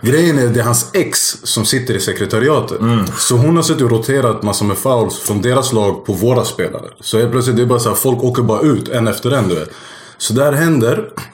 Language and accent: Swedish; Stockholm, Stockholm County, Sweden; uppvuxen i Rågsved